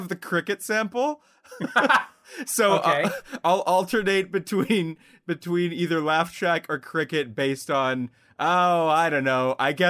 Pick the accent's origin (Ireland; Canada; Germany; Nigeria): Canada